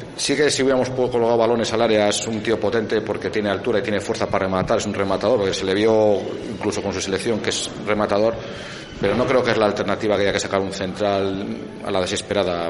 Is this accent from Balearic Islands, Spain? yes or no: no; Valladolid, Castile and León, Spain; now in Viana de Cega, Spain; yo vivo en Viana, aunque soy de, que nací en Valladolid